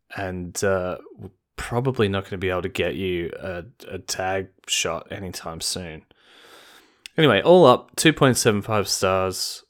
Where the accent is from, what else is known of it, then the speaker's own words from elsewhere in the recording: Australia; as an Australian